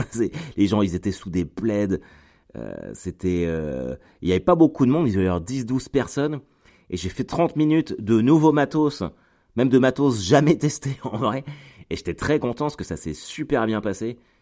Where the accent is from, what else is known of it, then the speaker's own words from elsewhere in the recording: Caen, Normandy, France; chez moi à Caen